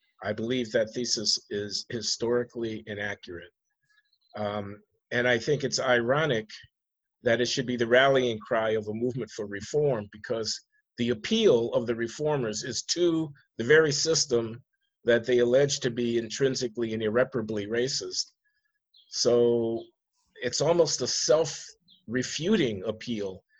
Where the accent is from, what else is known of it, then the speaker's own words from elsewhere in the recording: United States; I'm an American.